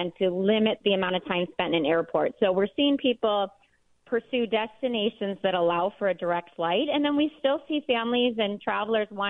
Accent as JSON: {"language": "English", "area": "near Starved Rock", "region": "Illinois", "country": "United States", "tie": "born or raised there", "said": "It actually is very close to my hometown where I was raised"}